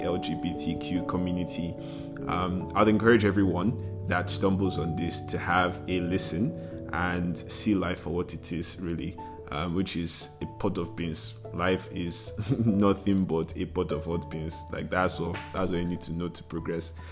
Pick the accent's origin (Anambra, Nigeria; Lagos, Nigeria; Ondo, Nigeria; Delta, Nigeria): Lagos, Nigeria; I was born a baby boy and I was raised in Lagos.